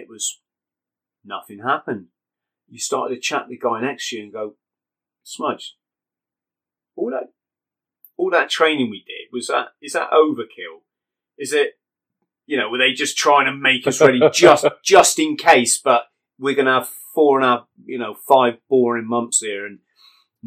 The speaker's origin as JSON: {"language": "English", "region": "England", "country": "United Kingdom", "said": "I'm a British person, English"}